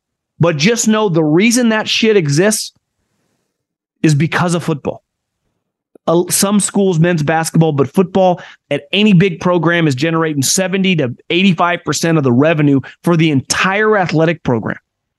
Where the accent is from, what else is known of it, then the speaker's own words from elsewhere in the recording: West Coast, United States; I love the Pac-12. Born and raised on the West Coast, those were the teams I watched in football and obviously basketball as well.